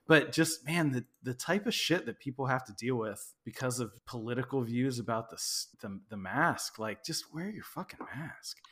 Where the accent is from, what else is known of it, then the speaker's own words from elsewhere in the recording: Midwest, United States; now in Texas, United States; I grew up in the Midwest.